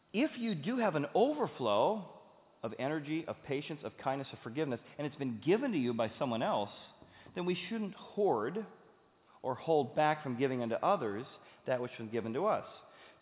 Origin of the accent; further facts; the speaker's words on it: Cincinnati, Ohio, United States; we're from Cincinnati